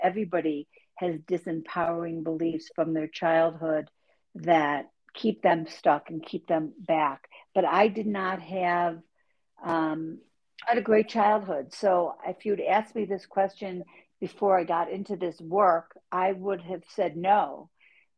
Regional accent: Buffalo, New York, United States; accent: Buffalo; moved away; I grew up in Buffalo, New York

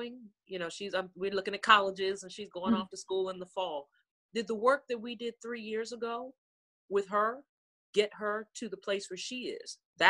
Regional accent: Maryland, United States; moved away; I grew up in the Maryland area

